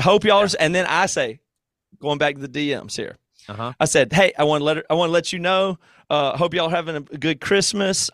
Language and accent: English; Greer, South Carolina, United States; moved away; my hometown of Greer